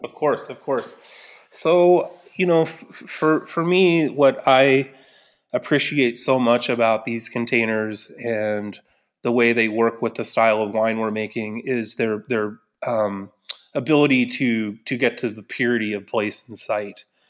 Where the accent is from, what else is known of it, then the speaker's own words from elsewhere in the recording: Newberg, Oregon, United States; Newburgh, my hometown